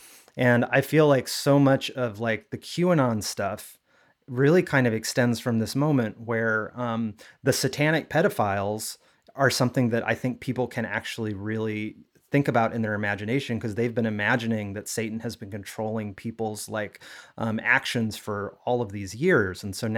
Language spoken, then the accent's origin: English; Missouri, United States; Yeah, I mean, my take on it is, yeah, I was raised evangelical Christian in Missouri.